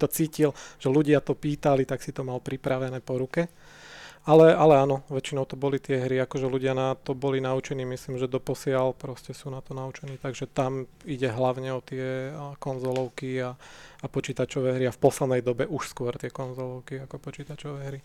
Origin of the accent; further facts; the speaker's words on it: Nové Mesto nad Váhom, Trenčín Region, Slovakia; now in Bratislava, Slovakia; Ja som konkrétne z Nového mesta nad Váhom